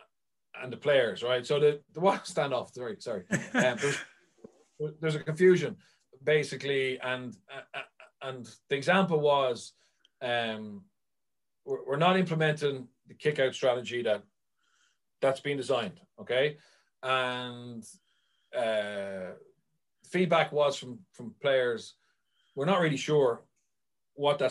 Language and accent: English; Ireland; as Irish people